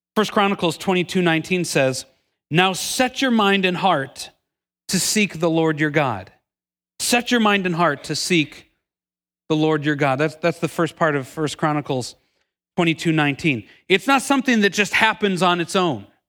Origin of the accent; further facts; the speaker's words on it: Milwaukee, Wisconsin, United States; moved away as an adult; I'm originally from Milwaukee, Wisconsin, lived there my entire life until moving down here about ten years ago